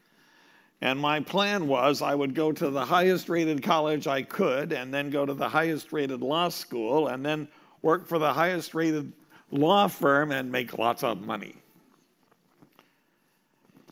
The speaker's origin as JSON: {"language": "English", "region": "Montana", "country": "United States", "tie": "born or raised there", "also_born_or_lived": "Minnesota", "moved": "as an adult", "said": "I grew up in Montana"}